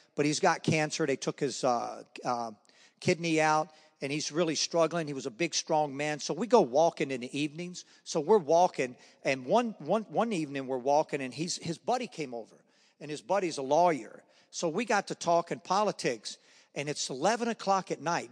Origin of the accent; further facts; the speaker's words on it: Charlotte, North Carolina, United States; I grew up in Charlotte, North Carolina